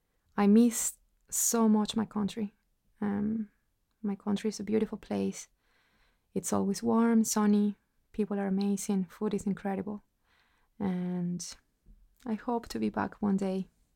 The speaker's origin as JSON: {"language": "English", "country": "Venezuela", "moved": "yes", "said": "I am from Venezuela and I am Danny's wife."}